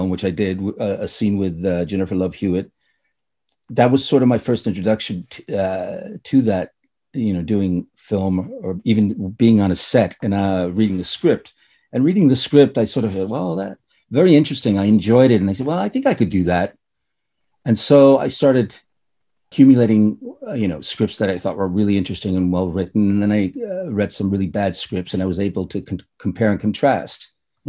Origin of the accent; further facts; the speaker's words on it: Reykjavik, Capital Region, Iceland; also born or lived in United States / Ireland; now in Denmark; born and raised in Reykjavik, Iceland